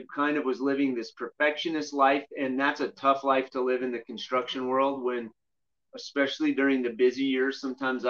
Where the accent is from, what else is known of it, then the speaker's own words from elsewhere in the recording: Glenwood Springs, Colorado, United States; also born or lived in Grand Junction, Colorado / Southern California; I grew up here in Glenwood Springs, Colorado, and my parents were pastors growing up